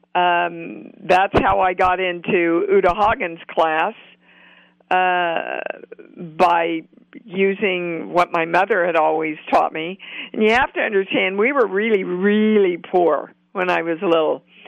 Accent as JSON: {"language": "English", "town": "Kansas City", "country": "United States", "tie": "born or raised there", "said": "I'm from Kansas City"}